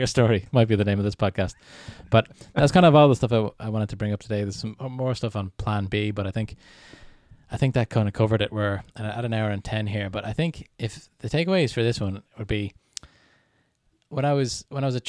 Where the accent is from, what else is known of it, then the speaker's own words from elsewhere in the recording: Canada; I'm Canadian